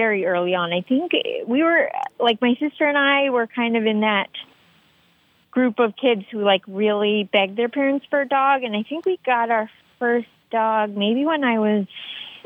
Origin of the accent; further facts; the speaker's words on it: D.C., Northern Virginia, United States; I grew up outside Washington, D.C. in, like, Northern Virginia